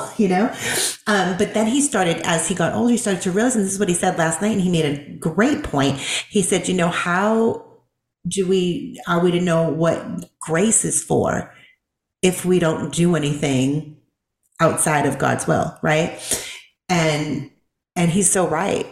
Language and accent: English; Boston, Massachusetts, United States; now in the South, United States; I'm from Boston